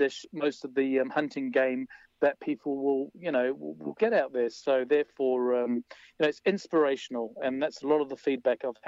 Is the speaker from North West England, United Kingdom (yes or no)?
no; London, United Kingdom; now in Wanaka, New Zealand; growing up in London